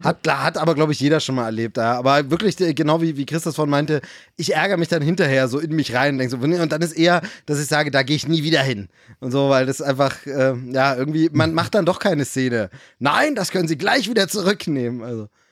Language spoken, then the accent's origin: German; Germany; moved away; in meiner Heimatregion dort gibt, im, im, äh, in der Lausitz